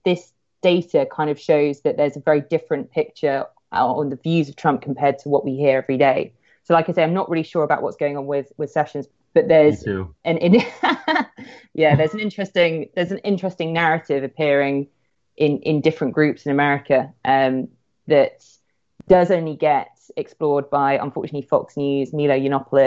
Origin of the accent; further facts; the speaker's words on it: United Kingdom; being a Brit